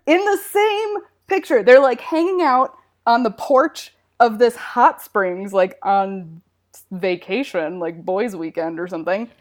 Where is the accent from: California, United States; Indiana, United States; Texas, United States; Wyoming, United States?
Wyoming, United States; moved away; I grew up in Wyoming.